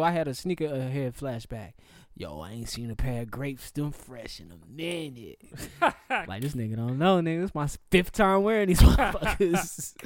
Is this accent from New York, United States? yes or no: no; Charlotte, North Carolina, United States; I'm from Charlotte